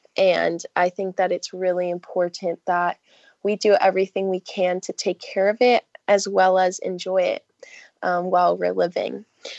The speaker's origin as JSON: {"language": "English", "region": "California", "country": "United States", "tie": "born or raised there", "said": "I grew up in Southern California, so I'm a swimmer, and I love, love, love the beach and the ocean"}